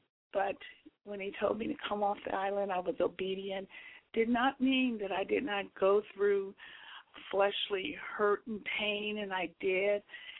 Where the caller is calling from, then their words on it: Houston, Texas, United States; Right now I'm calling from Houston, Texas.